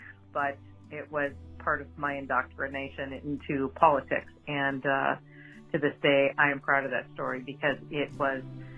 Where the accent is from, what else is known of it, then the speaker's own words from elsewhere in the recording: Minnesota, United States; I'm from Minnesota